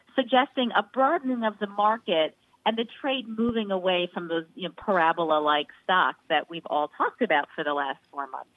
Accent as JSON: {"language": "English", "region": "New York", "country": "United States", "said": "I'm a New Yorker"}